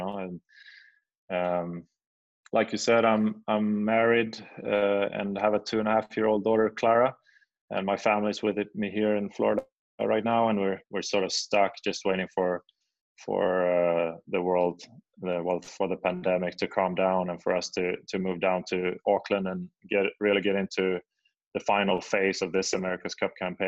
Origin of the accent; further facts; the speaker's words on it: Sweden; moved away; I grew up in Sweden